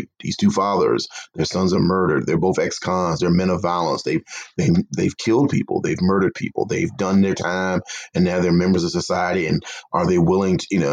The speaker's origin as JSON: {"language": "English", "region": "the South", "country": "United States"}